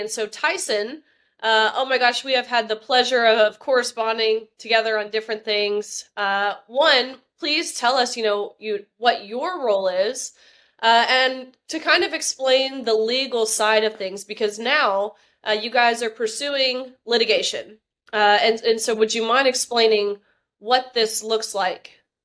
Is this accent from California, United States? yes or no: no; Tennessee, United States; my home state of Tennessee